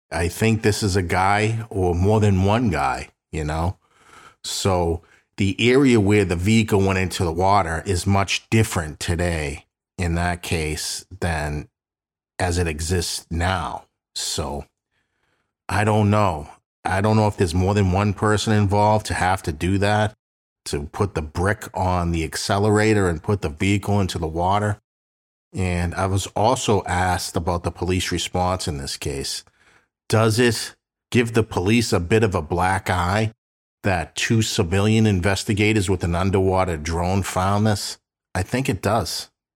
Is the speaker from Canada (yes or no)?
no; Boston, Massachusetts, United States; Both Sandy and I grew up in South Boston